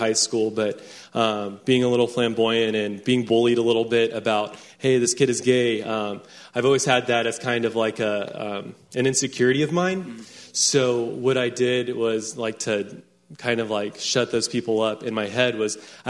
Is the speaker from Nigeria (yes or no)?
no; Round Rock, Texas, United States; I grew up in Round Rock, Texas